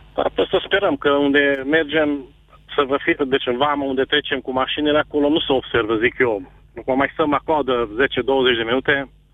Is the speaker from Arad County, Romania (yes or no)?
no; Oradea, Bihor County, Romania; moved away as an adult; now in Hungary; Eu sunt din Oradea, vă sunt, eu locuiesc în Ungaria, deci eu vin la Oradea la lucru în fiecare zi